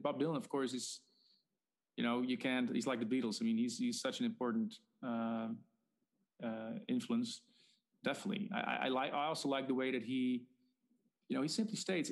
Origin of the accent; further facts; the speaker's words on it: Netherlands; I'm Dutch.